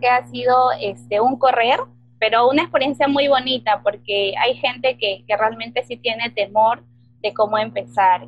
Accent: Peru; soy de Perú

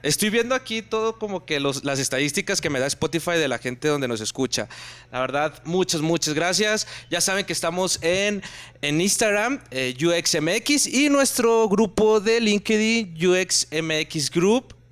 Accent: Monterrey, Nuevo León, Mexico; moved away; yo también soy de Monterrey

